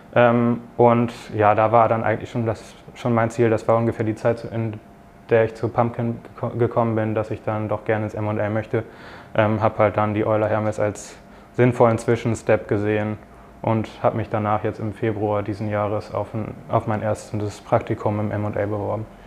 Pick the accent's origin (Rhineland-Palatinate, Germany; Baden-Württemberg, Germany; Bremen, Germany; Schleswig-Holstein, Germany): Bremen, Germany; moved away as an adult; now in Frankfurt, Germany; ich komme aus der Nähe von Bremen